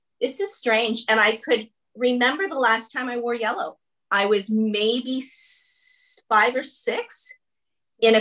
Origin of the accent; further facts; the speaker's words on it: Canada; I am the 7th child to my parents who are Irish immigrants. But the interesting piece to that is I'm the first Canadian.